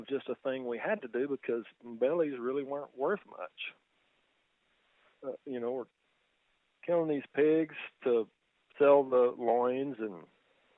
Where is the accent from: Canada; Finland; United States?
United States; Texas; I'm just a guy that's kind of born and raised in Texas